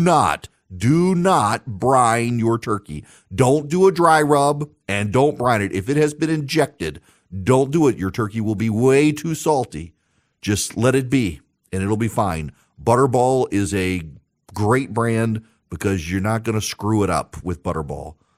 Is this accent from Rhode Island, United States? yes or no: no; Louisiana, United States; I'm from Louisiana